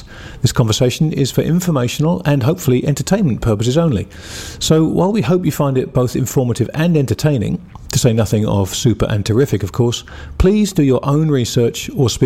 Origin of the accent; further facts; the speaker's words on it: England, United Kingdom; I'm English